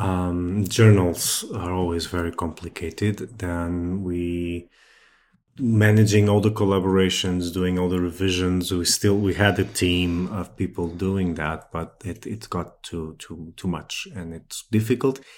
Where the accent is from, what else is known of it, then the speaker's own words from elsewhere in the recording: Setúbal, Portugal; I'm from Setúbal, which is a few kilometers south of Lisbon, so around the area